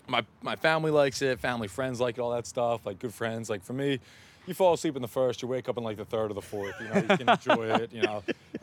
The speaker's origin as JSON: {"language": "English", "town": "Philadelphia", "region": "Pennsylvania", "country": "United States", "tie": "born or raised there", "moved": "as an adult", "lives_now": "Los Angeles, United States", "said": "It's my hometown team. So, I'm a Philly kid through and throughout."}